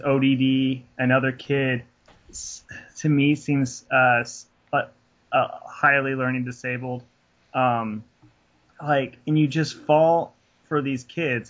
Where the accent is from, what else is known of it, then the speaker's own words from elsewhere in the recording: Raymore, Missouri, United States; That's my hometown.